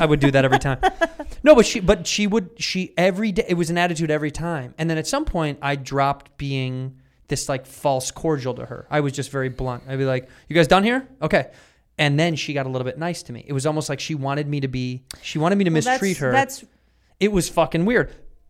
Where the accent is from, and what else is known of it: Chicago, Illinois, United States